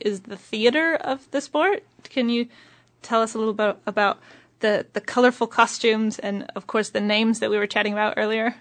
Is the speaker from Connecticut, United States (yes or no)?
no; Oregon, United States; also born or lived in Eugene, Oregon; now in Wellington, New Zealand; I'm from Oregon